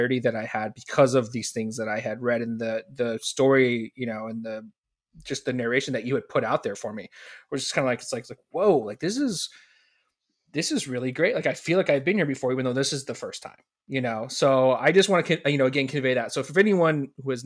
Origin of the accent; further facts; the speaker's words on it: just north of Sacramento, Northern California, United States; moved away as an adult; also born or lived in Montana; So I grew up in Northern California, grew up just north of Sacramento